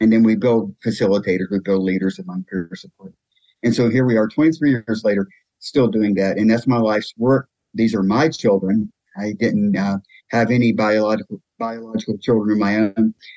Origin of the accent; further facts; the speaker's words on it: Winston-Salem, North Carolina, United States; moved away as an adult; my hometown of Winston-Salem, North Carolina